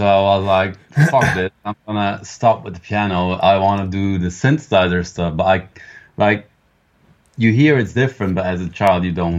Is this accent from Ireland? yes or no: no; Belgium; English is a second language; In Belgium, yeah.